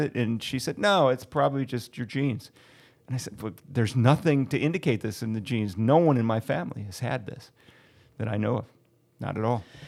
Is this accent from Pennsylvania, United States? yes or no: no; Ohio, United States; moved away; I'm originally from Ohio